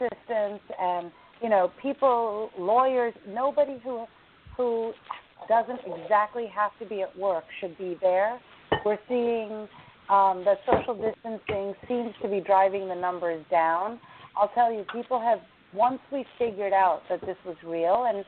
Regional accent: United States; I'm an American, but my ethnicity is Indian

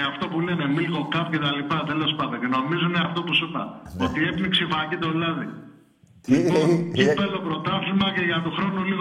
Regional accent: Diavolitsi, Peloponnese, Greece; Από Διαβολίτσι.

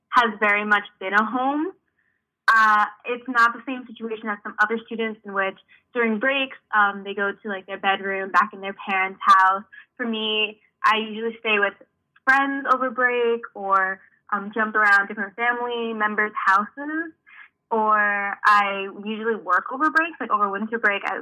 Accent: Hartford, Connecticut, United States; I'm from Connecticut, I'm from Hartford, Connecticut, born and raised, so I'm not from very far away

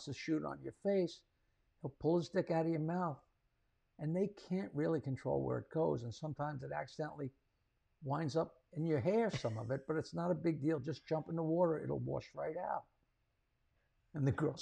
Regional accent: United States; I grew up in America

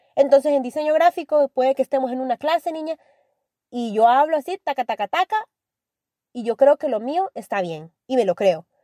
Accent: El Salvador; soy orgullosamente salvadoreña

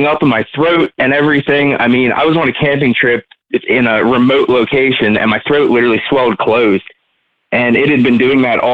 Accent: Lancaster County, Pennsylvania, United States; I'm from Lancaster County, Pennsylvania

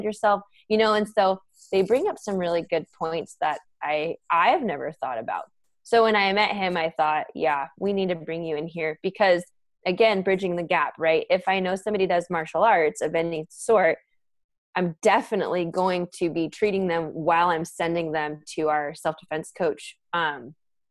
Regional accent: San Diego, California, United States; also born or lived in San Francisco Bay Area, California; I grew up in San Diego, went to the Bay to go to school, stayed in the Bay for 8 years, and then came back to San Diego.

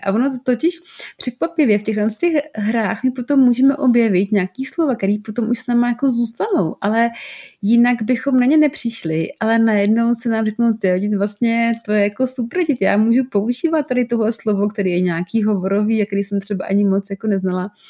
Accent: South Moravian Region, Czechia; já třeba jsem z Moravy, z Jižní Moravy a záměrně používám nějaký slova občas

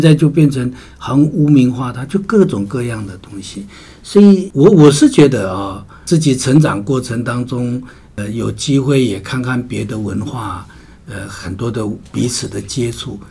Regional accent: Taiwan; 她所处的时代很特别了，这一百零七年当中，是整个台湾 也是我们的部落，呃，变化最大、冲击最大的时代

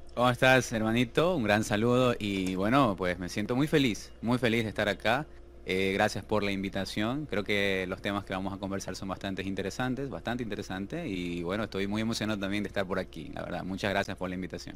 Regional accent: Ecuador; actualmente ejerzo mi profesión como arquitecto en mi país, Ecuador

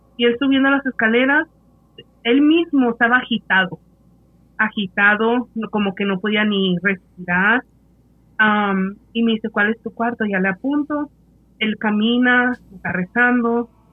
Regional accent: Mexico; somos mexicanos

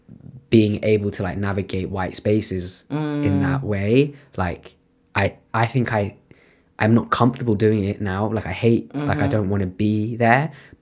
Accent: United Kingdom; accent: British; That like my voice or that my accent is like so British.

